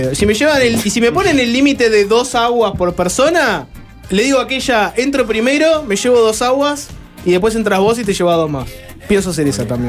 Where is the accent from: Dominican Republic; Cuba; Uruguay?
Uruguay; yo soy uruguayo